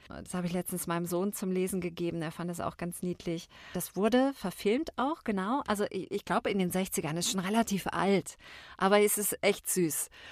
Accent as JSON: {"language": "German", "region": "Baden-Württemberg", "country": "Germany", "moved": "yes", "said": "Ich komme ursprünglich aus dem Badischen und da sind wir sehr warmherzig"}